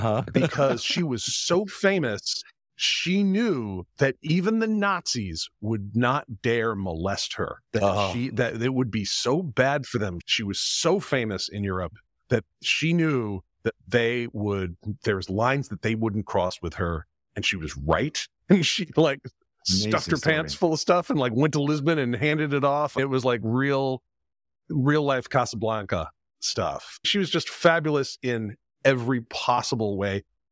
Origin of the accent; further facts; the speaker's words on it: Quebec, Canada; My first job was in Paris, and I grew up in French Canada, and that's bilingual.